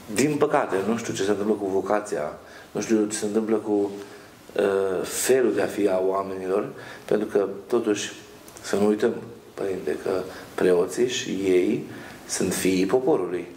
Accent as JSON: {"language": "Romanian", "country": "Romania", "moved": "yes", "lives_now": "Italy", "said": "noi în Italia vrem să fim italieni, nu mai suntem români"}